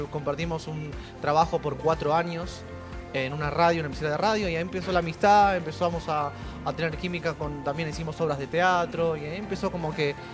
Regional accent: Argentina; y, los dos somos argentinos, obviamente

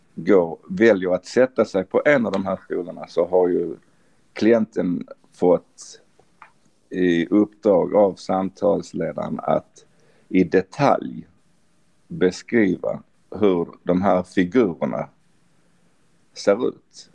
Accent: Sweden; vi som är svenskar

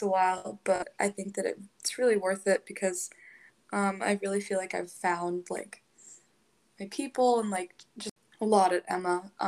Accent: Hong Kong; now in Maryland, United States; I'm from Hong Kong, but I live in Maryland right now

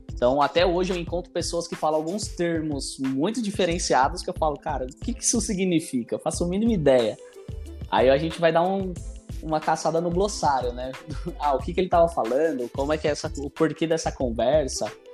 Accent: São Paulo, Brazil; eu sou aqui da periferia também de Ermelino Matarazzo, aqui de São Paulo

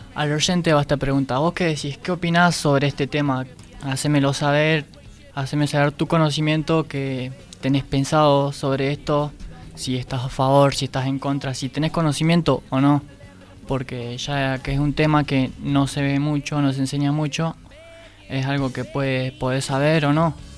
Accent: Argentina; Yo como argentino

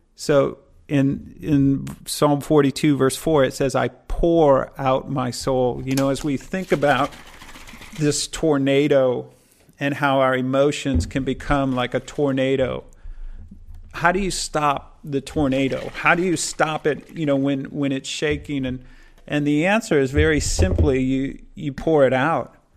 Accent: Midwest, United States; I'm from the Midwest in the US, and tornadoes are something we experience every year

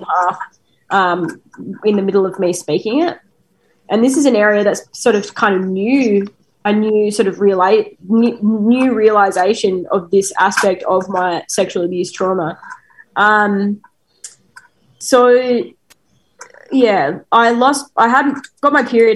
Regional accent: Australia

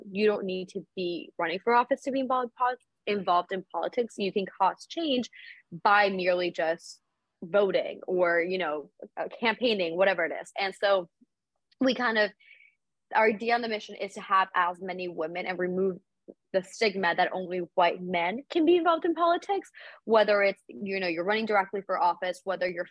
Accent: Caracas, Capital District, Venezuela; also born or lived in South Florida; now in Washington, D.C., United States; I am originally from Caracas, Venezuela, and I immigrated to South Florida a couple of years ago alongside my family

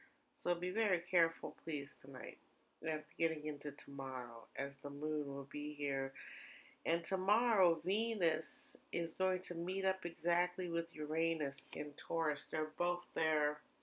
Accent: Germany; now in United States; the little tinier water heaters that are from Europe that I grew up with in Germany.

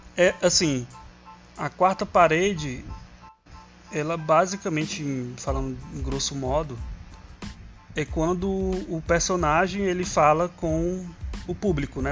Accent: Ceará, Brazil; accent: cearense; que eu não tenho um sotaque cearense. Eu falo, acabei de falar uma palavra super cearense

